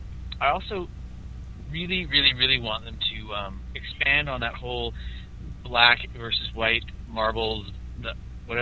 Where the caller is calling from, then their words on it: Calgary, Alberta, Canada; I'm calling from Calgary, Alberta, in Canada.